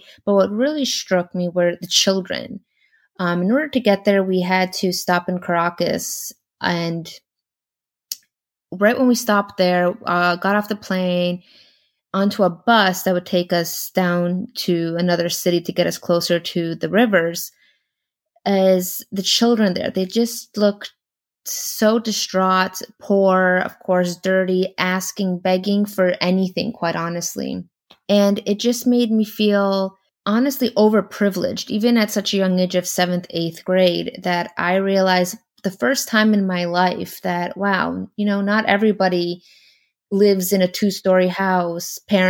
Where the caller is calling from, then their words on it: Los Angeles, California, United States; I'm calling from Los Angeles, California.